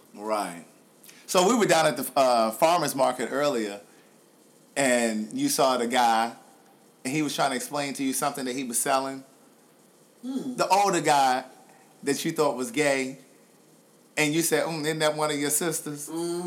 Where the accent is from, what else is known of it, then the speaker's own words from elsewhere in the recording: Baltimore, Maryland, United States; moved away as an adult; now in Atlanta, United States; this is my hometown. This is where I grew up. I left here when I was 18, moved away for college.